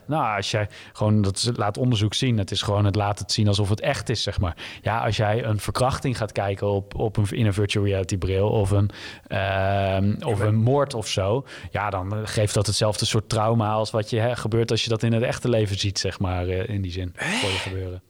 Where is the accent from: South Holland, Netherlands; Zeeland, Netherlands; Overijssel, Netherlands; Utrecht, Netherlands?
Utrecht, Netherlands; Leusden; ik ben ja, heel veilig in een dorpje Leusden, wat bij Amersfoort ligt, uh, opgegroeid